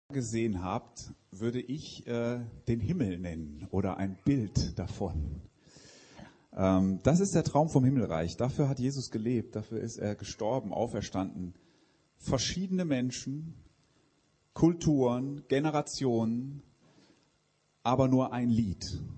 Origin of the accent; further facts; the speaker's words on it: Switzerland; Ich komme aus der Schweiz